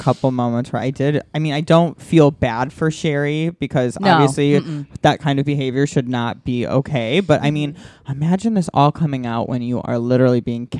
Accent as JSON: {"language": "English", "town": "Chicago", "region": "Illinois", "country": "United States", "said": "I'm from the suburbs of Chicago. I from a relatively more open-minded place in the world."}